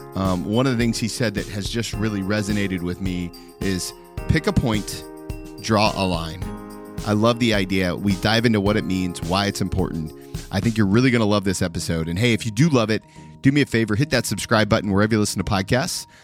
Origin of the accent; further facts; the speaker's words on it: Dayton, Ohio, United States; born in my hometown, where I'm recording from right now, downtown Dayton, Ohio